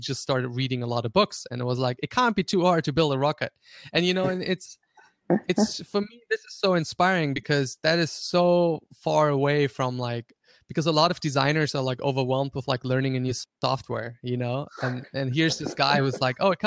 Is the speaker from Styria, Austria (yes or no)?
yes; Graz, Styria, Austria; first language German; English is a second language; I grew up in Austria. He actually grew up like in the same city that I lived in Austria.